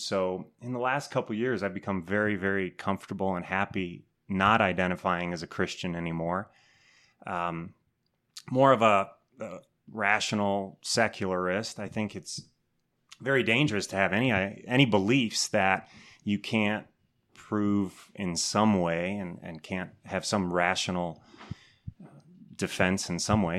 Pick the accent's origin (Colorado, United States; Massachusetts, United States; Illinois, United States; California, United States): Illinois, United States; Wheaton; I grew up Catholic in Wheaton, Illinois